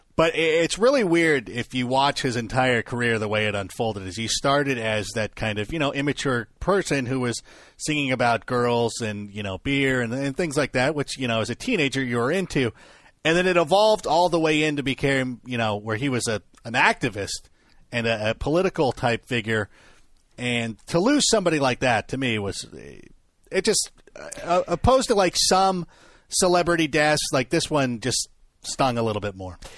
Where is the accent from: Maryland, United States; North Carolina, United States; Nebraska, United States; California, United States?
California, United States; Southern; I grew up in Southern California